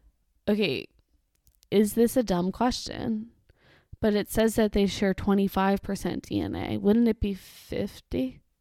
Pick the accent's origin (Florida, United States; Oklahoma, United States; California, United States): Florida, United States; Miami; In the 90s, when we were growing up in Miami, I was but a tot.